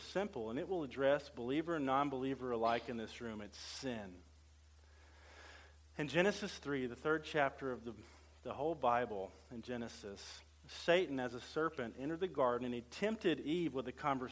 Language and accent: English; central Louisiana, United States; I was raised in central Louisiana.